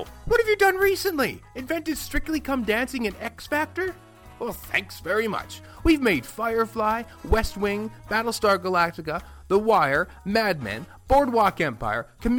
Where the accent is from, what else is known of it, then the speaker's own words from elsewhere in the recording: Canada; I'm not even American. I'm Canadian. I mean, do we all sound the same to you?